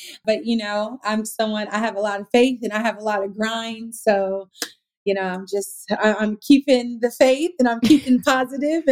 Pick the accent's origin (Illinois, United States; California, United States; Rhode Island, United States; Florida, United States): California, United States; Sacramento; now in Los Angeles, United States; I'm from Sacramento